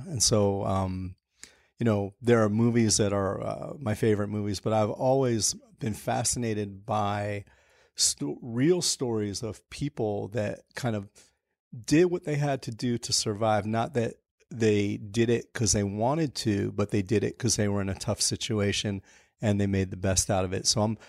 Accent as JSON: {"language": "English", "region": "New York", "country": "United States", "tie": "born or raised there", "said": "So I grew up in Hell's Kitchen, Chelsea in the 80s. And it was pretty rough back then."}